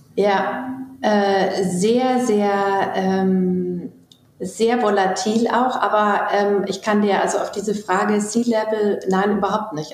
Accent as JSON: {"language": "German", "town": "Munich", "region": "Bavaria", "country": "Germany", "tie": "born or raised there", "also_born_or_lived": "Berlin / London / Stuttgart", "moved": "as an adult", "said": "ich bin Münchnerin, ähm, dort geboren und aufgewachsen bis Anfang 20"}